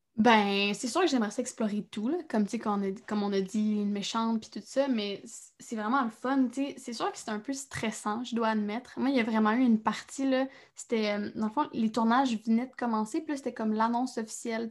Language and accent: French; Trois-Rivières, Quebec, Canada; je viens de Trois-Rivières